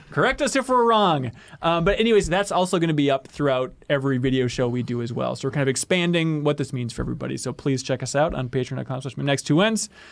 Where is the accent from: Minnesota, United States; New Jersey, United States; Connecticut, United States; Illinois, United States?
Minnesota, United States; New London; born or raised there